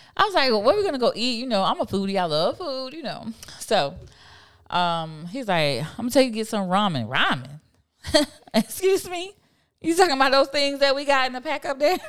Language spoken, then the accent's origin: English; Miami, Florida, United States; also born or lived in Fort Lauderdale; I'm a city girl. I'm from Miami